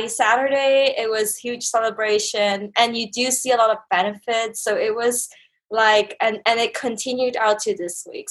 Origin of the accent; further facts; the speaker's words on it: Canada; moved away as an adult; also born or lived in Hong Kong; now in Bangkok, Thailand; I was born in Hong Kong, grew up in Canada